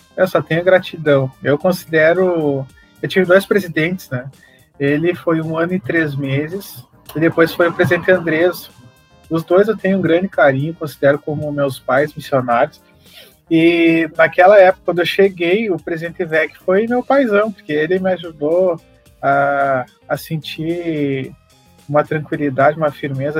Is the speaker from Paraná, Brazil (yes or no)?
no; São Borja, Rio Grande do Sul, Brazil; accent: southern (gaúcho); Lá em São Borja, que eu sou natural de São Borja